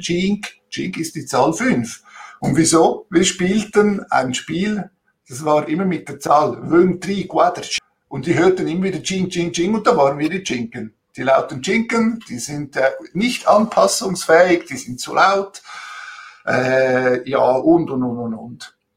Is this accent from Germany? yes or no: no; Switzerland; also born or lived in Italy (ancestry) / Zurich; als Zweitgeneration Italiener hier in der Schweiz